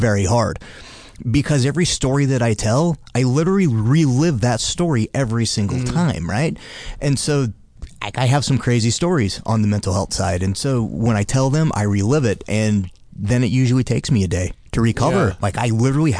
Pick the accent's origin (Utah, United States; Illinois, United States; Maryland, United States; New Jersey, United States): Utah, United States; I was born in Utah. I don't claim it, but I'm planted there. I have 4 kids, so I'll never leave